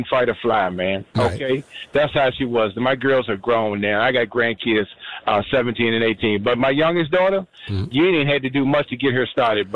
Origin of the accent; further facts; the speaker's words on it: Virginia, United States; I live in Virginia. It's my home state